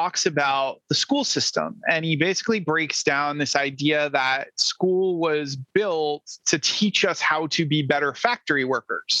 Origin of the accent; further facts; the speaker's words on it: Rhode Island, United States; moved away; I'm originally from Rhode Island